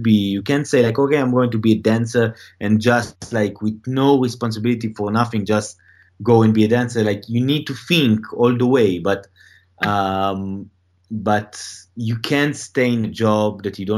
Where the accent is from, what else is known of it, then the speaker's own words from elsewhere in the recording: Tel Aviv, Tel Aviv District, Israel; moved away as an adult; now in Los Angeles, United States; I'm from Tel Aviv.